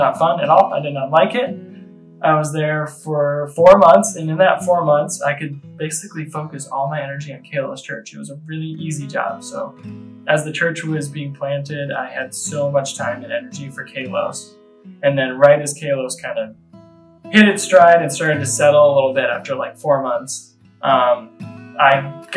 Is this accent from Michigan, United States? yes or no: yes; Michigan, United States; I grew up in Michigan, was born and raised in Michigan, went to the University of Michigan